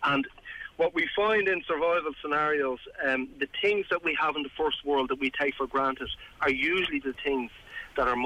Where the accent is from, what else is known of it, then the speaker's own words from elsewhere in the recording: Wicklow, Leinster, Ireland; I'm from Wicklow.